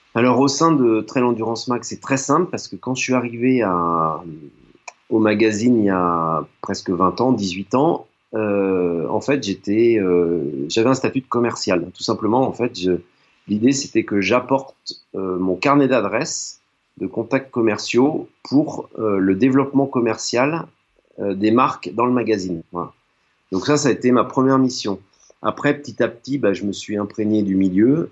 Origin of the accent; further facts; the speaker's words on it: Nantes, Pays de la Loire, France; j'ai grandi à Nantes